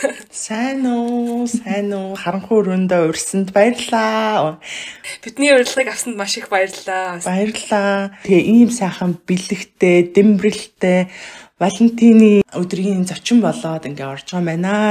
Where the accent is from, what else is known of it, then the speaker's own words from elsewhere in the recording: Mongolia; moved away as an adult; now in Sweden; би 2008 онд Монголоос гарч ирсэн байхгүй.